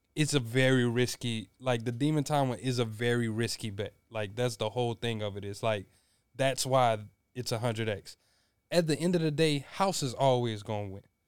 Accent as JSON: {"language": "English", "region": "Louisiana", "country": "United States", "tie": "born or raised there", "said": "Us growing up in Louisiana"}